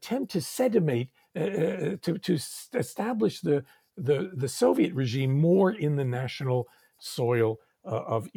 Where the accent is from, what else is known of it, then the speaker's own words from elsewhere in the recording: United States; growing up in America